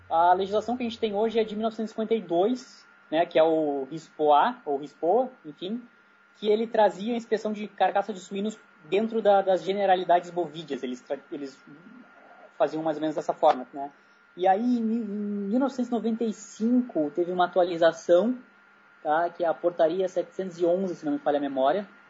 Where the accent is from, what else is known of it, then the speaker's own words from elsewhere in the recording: Brazil; como brasileiro lá no meio